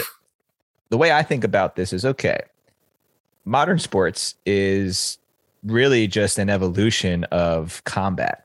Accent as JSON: {"language": "English", "country": "United States", "tie": "born or raised there", "said": "I grew up right outside New York City and very close"}